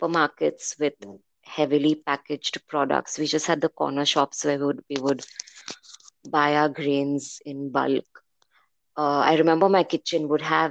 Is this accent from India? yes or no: yes; Mumbai, Maharashtra, India; moved away as an adult; now in Athens, Greece; I have grown up in India, in Bombay